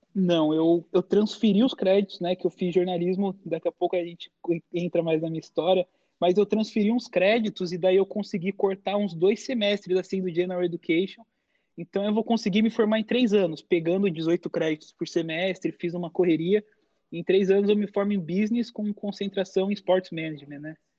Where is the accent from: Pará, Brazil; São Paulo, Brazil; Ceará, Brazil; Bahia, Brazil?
São Paulo, Brazil; moved away as an adult; now in United States; eu e meu pai saímos de São Paulo, porque nossa família é italiana